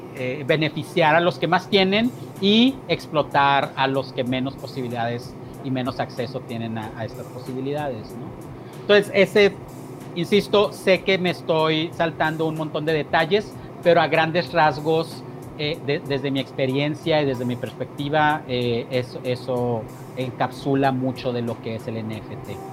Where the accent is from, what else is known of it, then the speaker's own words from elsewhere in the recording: San Agustín, Chihuahua, Mexico; moved away as an adult; que es el pueblo donde vivo, es el pueblo donde crecí. Pasé 10 años fuera de este pueblo, entre los 26 y los 36, y a los 36 volví.